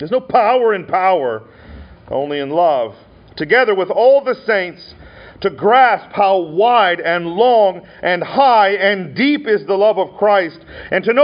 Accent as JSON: {"language": "English", "region": "Montana", "country": "United States", "tie": "born or raised there", "said": "I had a friend growing up in Montana"}